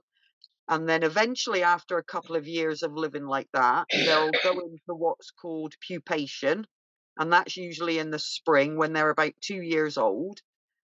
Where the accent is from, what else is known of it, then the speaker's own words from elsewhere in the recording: Bristol, South West England, United Kingdom; now in Scotland, United Kingdom; my accent because I'm from Bristol originally